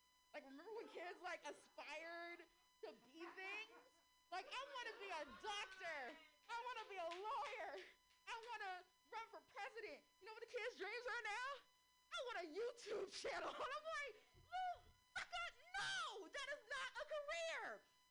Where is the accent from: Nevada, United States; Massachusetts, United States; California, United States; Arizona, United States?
California, United States; San Francisco; So I am born and raised in San Francisco. I know it's such a rarity. We're so rare. I like to call San Francisco natives unicorns